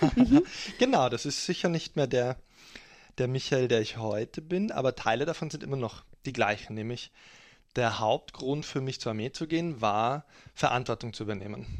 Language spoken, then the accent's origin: German; Germany; now in Austria; als Deutscher die deutsche Politik, weil ich jetzt seit langer Zeit in Österreich lebe